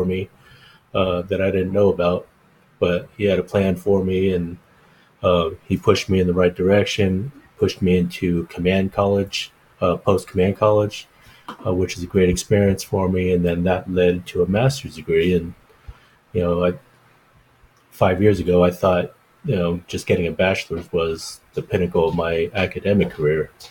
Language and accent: English; Palo Alto, California, United States; also born or lived in San Francisco; I was born in San Francisco, but I grew up in Palo Alto, on the other side of the border.